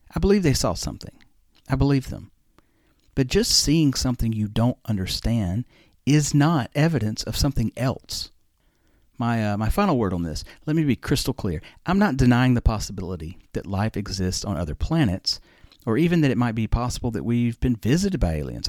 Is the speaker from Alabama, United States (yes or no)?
yes; Alabama, United States; I'm from Alabama. I used to watch my mom make sweet tea